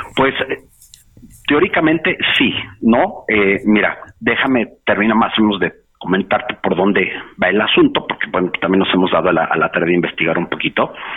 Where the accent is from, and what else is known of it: Mexico